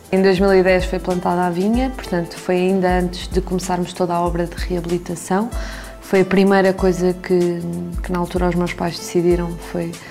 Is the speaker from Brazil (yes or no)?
no; Coimbra, Centro, Portugal; nós somos de Coimbra, mas a minha avó era daqui de Santa Eulália e sempre tivemos uma ligação muito forte ao Alentejo